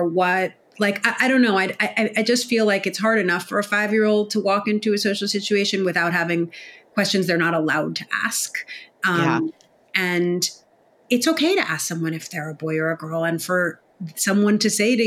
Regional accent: New York City, New York, United States; I grew up in New York City

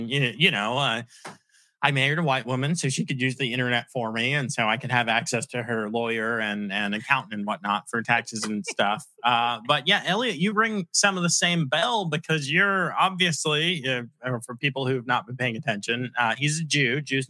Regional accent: Virginia, United States; also born or lived in Long Island, New York; Even when I was growing up in Long Island, I really grew up in Virginia, but back when we were on Long Island

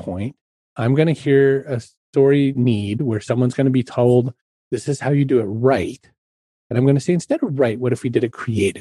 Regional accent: Ireland; I'm Irish

